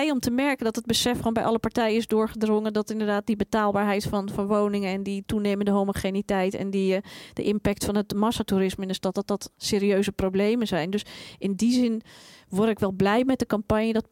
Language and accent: Dutch; Amsterdam, North Holland, Netherlands; En daar hebben wij gewoon, en als Amsterdammers, maar ook als de stad heeft daar gewoon ook niets aan.